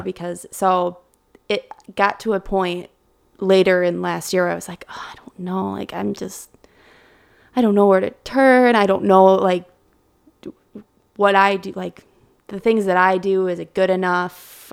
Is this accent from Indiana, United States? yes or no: no; Evansville, Wisconsin, United States; moved away as an adult; now in Milwaukee, United States; I grew up in the Madison area